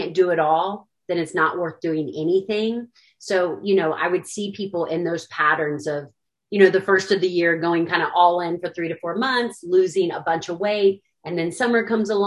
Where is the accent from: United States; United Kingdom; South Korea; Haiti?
United States; Williamsburg, Virginia; moved away as an adult; also born or lived in Kentucky; I'm actually from Williamsburg, Virginia. Basically grew up there, then came to the University of Kentucky for college.